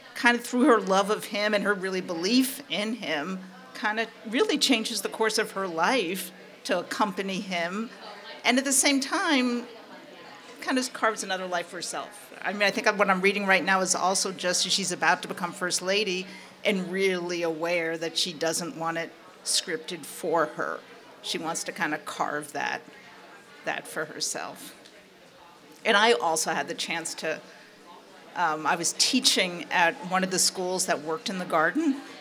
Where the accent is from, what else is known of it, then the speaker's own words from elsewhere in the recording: New York, United States; I grew up in New York